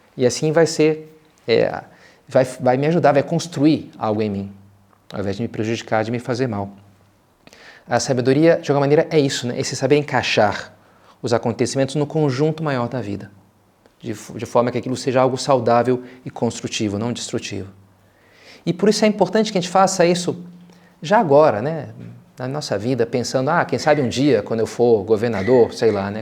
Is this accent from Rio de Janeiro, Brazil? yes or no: yes; Rio de Janeiro, Brazil; como bom carioca que sou